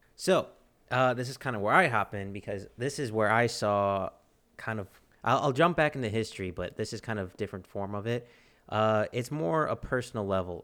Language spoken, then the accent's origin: English; Texas, United States; I'm a Texan and, and American